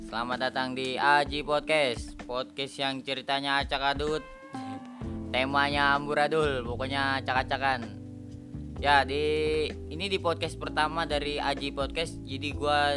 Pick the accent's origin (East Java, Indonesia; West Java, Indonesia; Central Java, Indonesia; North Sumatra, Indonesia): West Java, Indonesia; Bogor; jadi buat yang belum tahu ini dada ini kampungnya di kampung Cikuda Desa Bojong Nangka, Kecamatan Gunung Putri, Kabupaten Bogor.